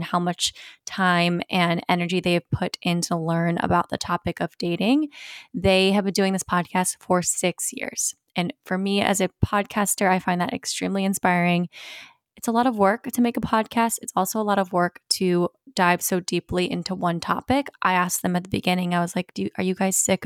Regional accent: Virginia Beach, Virginia, United States; I grew up in Virginia Beach

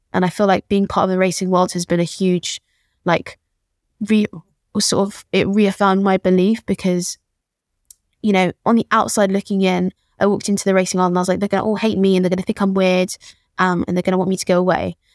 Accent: London, United Kingdom; born and raised in Peckham

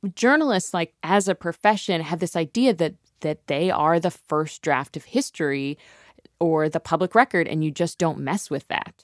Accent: Ohio, United States; moved away; I'm from Ohio

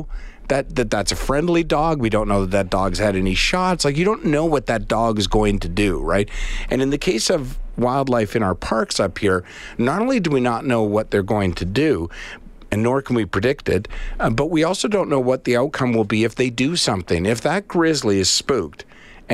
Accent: Charlottetown, Prince Edward Island, Canada; also born or lived in Winnipeg; I'm from Charlottetown

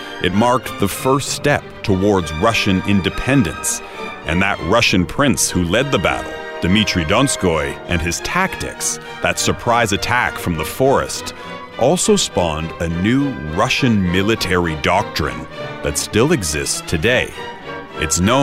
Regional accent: Canada; now in Europe; As a Canadian correspondent based in Europe

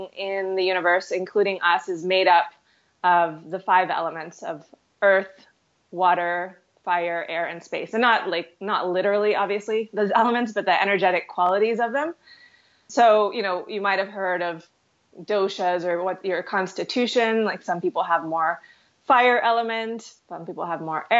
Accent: Houston, Texas, United States; also born or lived in New York City; now in Kelowna, Canada; I grew up in Houston, so I've always lived in big cities.

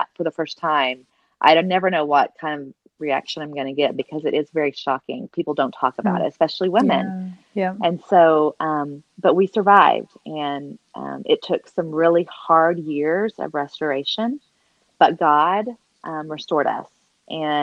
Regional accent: Oklahoma, United States; accent: Oklahoma; now in Colorado, United States; I'm an Oklahoma girl, though, so if you hear an accent, then you hear that Oklahoma girl coming out

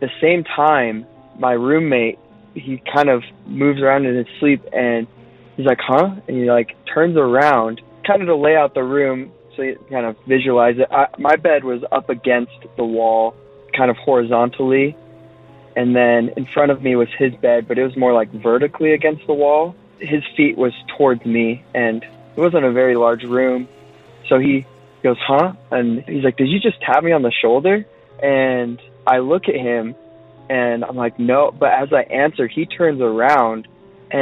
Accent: Utah, United States; also born or lived in Vancouver, Canada; I'm from Utah

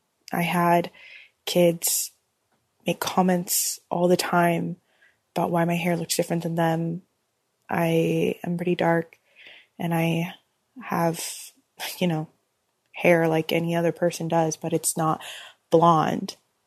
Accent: Oregon, United States; I'm 29 years old, and I'm from Oregon.

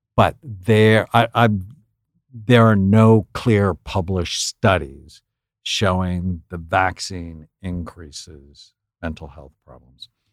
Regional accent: San Fernando Valley, California, United States; I grew up in the San Fernando Valley

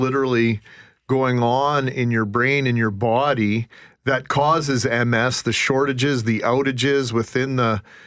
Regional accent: Brandon, Manitoba, Canada; I grew up in Brandon in the late 70s, early 80s

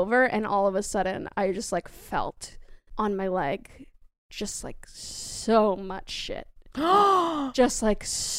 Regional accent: Massachusetts, United States; moved away; Oh no, I'm from Massachusetts.

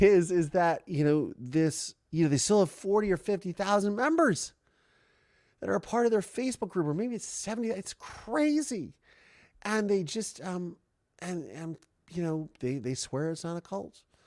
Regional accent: Ohio, United States; also born or lived in Canada; now in Los Angeles, United States; I'm from Ohio

